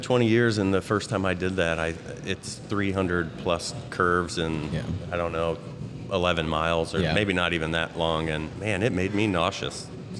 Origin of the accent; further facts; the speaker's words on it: Indiana, United States; born there; also born or lived in Orlando / Marietta / Toledo / Atlanta; I was born in Indiana and moved to Orlando, Marietta, Toledo, Ohio, back to Orlando, was in Atlanta when I met my wife